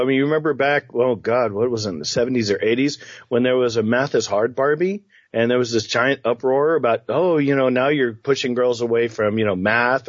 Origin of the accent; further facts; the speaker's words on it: Tulsa, Oklahoma, United States; also born or lived in Tokyo, Japan; I grew up as an army brat and as a kid, and I was born in Tokyo, Japan, actually, which is always one of the fun facts I love to throw out into a party. But I grew up in Tulsa after my dad retired in 1972.